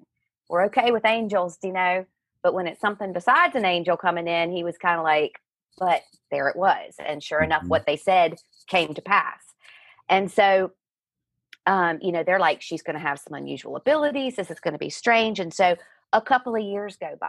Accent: Virginia, United States; moved away as an adult; now in Ireland; I grew up in Virginia, and my father was a Southern Baptist minister.

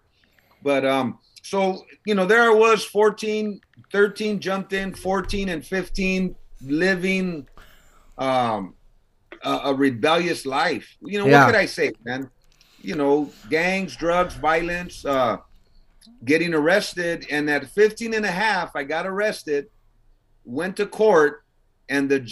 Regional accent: Los Angeles, California, United States; I was born in East LA, General Hospital. So I was born out there

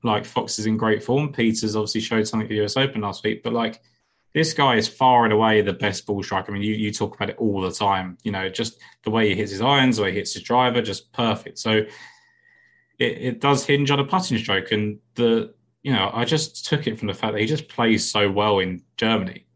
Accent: England, United Kingdom; I'm English.

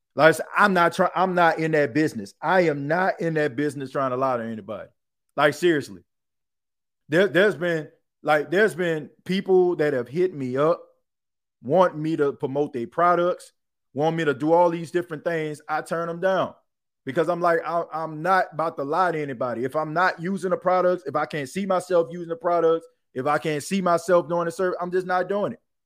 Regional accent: New Orleans, Louisiana, United States; I grew up in New Orleans

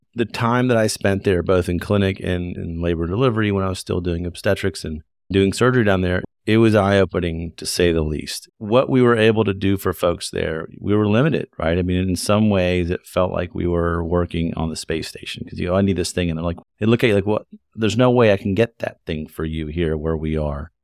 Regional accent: Lexington, Kentucky, United States; also born or lived in Michigan; I grew up in Kentucky. I grew up in Lexington, which is a pretty medium sized city.

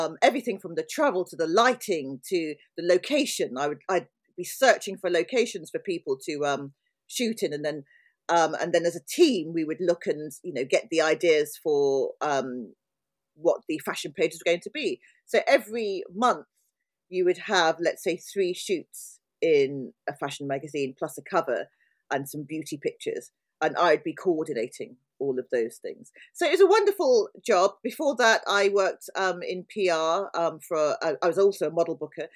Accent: London, United Kingdom; moved away as an adult; also born or lived in Bristol; I was born in South London and have lived in London. Apart from 3 years in Bristol where I went to university, I've always been in London.

